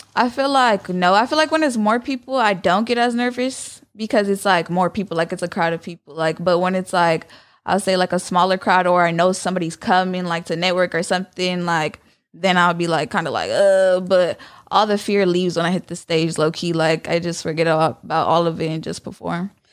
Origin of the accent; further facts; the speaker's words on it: San Jose, California, United States; I'm from San Jose, California.